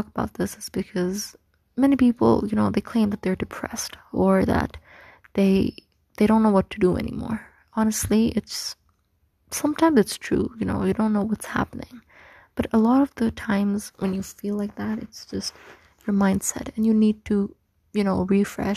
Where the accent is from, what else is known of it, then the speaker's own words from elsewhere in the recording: Egypt; moved away as an adult; now in Pakistan; I was born and raised in Egypt, and I lived there for like 18 years